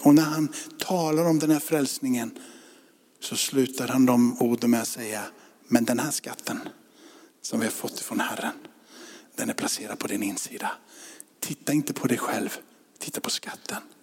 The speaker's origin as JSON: {"language": "Swedish", "country": "Sweden", "said": "vi är svenskar."}